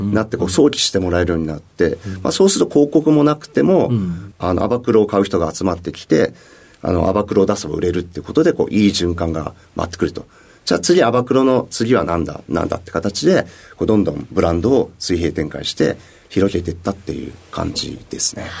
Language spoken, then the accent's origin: Japanese; Mito, Ibaraki, Japan; 茨城県水戸市になります。